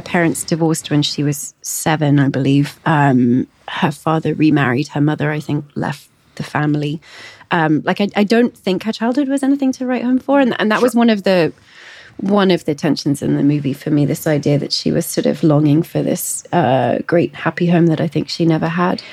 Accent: England, United Kingdom; moved away; I grew up in England.

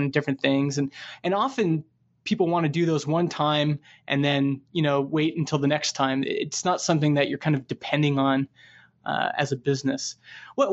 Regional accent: Canada; I'm from Canada

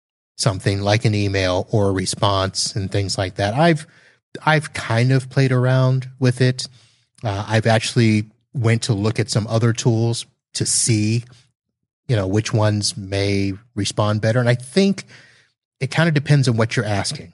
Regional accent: Satellite Beach, Florida, United States; moved away; my hometown of Satellite Beach, Florida

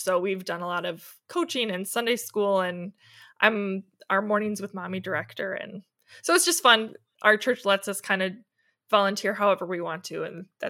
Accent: Milwaukee, Wisconsin, United States; moved away as an adult; now in Chesaning, United States; Well, I grew up in the Milwaukee area, and I went to Martin Luther College for college and met my husband out there.

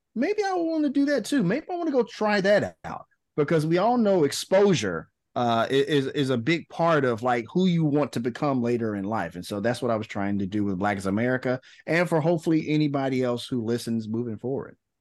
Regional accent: Memphis, Tennessee, United States; socially awkward black kid growing up in Memphis, Tennessee.

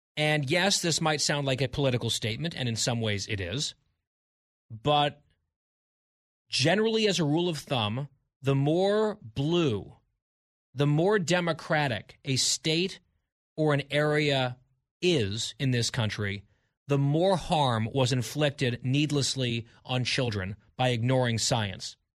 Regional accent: England, United Kingdom; I'm English

